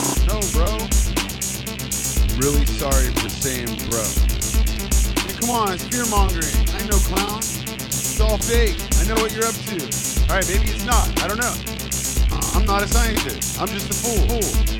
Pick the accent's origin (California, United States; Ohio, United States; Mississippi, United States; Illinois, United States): California, United States; now in East Coast, United States; I grew up in California, right? I'm a Californian